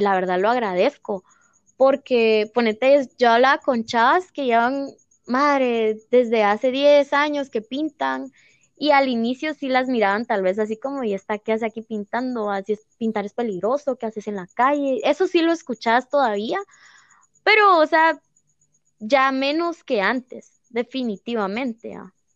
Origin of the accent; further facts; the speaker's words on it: Guatemala; todas somos guatemaltecas, eh, todas tenemos obviamente arraigada la cultura maya en nuestro corazón, ¿verdad? Porque de aquí somos